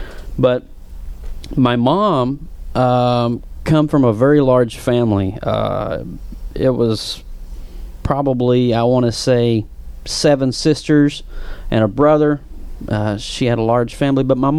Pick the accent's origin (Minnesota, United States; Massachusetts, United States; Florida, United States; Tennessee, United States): Tennessee, United States; accent: Appalachian; I'm not from Orlando, and I'm not from a metro area. I have an extremely thick, I want to say the term Appalachian accent.